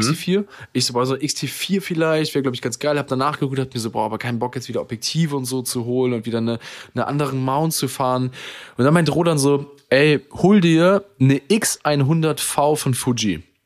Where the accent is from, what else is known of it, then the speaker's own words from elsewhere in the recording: Germany; ich bin selber Deutscher